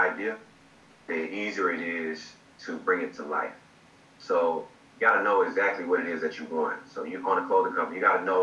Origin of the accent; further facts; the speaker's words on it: Georgia, United States; moved away as an adult; now in Virginia, United States; I'm actually from Georgia